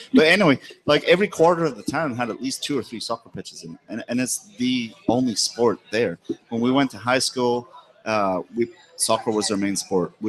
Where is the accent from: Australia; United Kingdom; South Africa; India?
United Kingdom; Thurso, Scotland; moved away as an adult; now in United States; As far as you can go, all the way to the top on the north coast, there's a town in the middle called Thurso, and that's where I'm from.